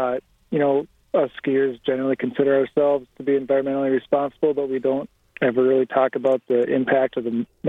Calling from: Minneapolis, Minnesota, United States; I'm calling from Minneapolis, Minnesota.

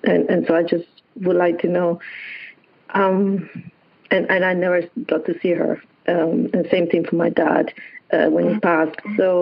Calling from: Hilton Head Island, South Carolina, United States; I'm calling from Hilton Head, South Carolina, Hilton Head Island.

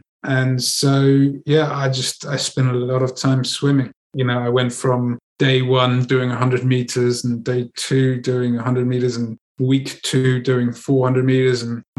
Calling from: Andalusia, Spain; Channeling in from Spain, from the south of Spain.

